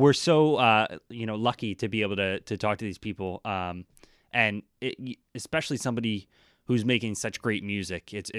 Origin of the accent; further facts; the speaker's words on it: New Jersey, United States; now in Boston, United States; coming from, I grew up in New Jersey.